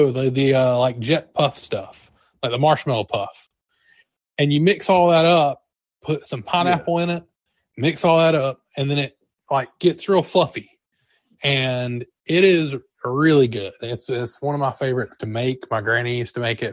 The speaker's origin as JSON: {"language": "English", "region": "Georgia", "country": "United States", "said": "Jeremy and I are from the South. I'm from Georgia"}